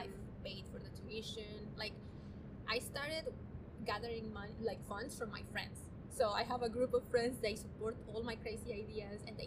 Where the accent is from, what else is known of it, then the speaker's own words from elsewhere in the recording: Chihuahua, Mexico; now in Los Angeles, United States; I was born and raised in Mexico in a city called Chihuahua, which is at the north of part of Mexico, very close to the border with Texas.